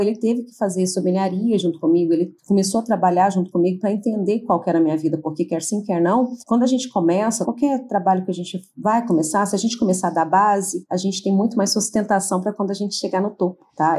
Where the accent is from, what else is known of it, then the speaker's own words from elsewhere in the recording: Goiânia, Goiás, Brazil; moved away; eu sou nascida em Goiânia e no momento estou morando em Goiânia, né, voltei para Goiânia